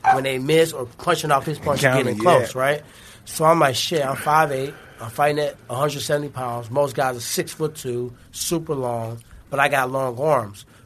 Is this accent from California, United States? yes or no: no; St. Louis, Missouri, United States; I'm from St. Louis